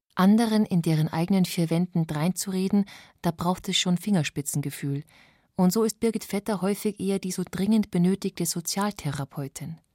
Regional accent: Bavaria, Germany

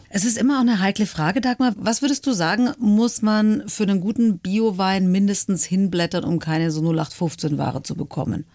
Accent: Swabia, Germany; Ich als Schwäbin

